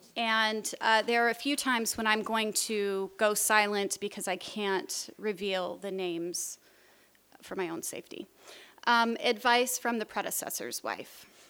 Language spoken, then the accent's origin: English; United States; moved away as an adult; also born or lived in Jordan; As an American moving to Jordan